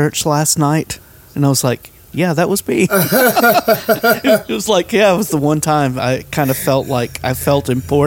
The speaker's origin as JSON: {"language": "English", "town": "Alpharetta", "region": "Georgia", "country": "United States", "tie": "born or raised there", "said": "I grew up in Alpharetta"}